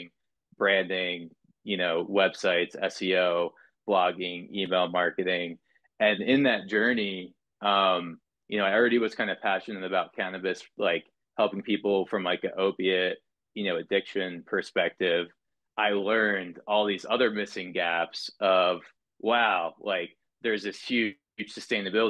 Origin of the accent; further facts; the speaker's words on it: Southern New Jersey, United States; moved away; also born or lived in Florida / California; I grew up in Southern New Jersey